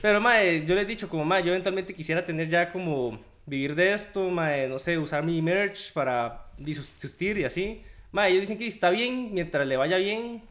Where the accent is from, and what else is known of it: Guanacaste, Costa Rica; born or raised there; moved away as an adult; also born or lived in Heredia, Costa Rica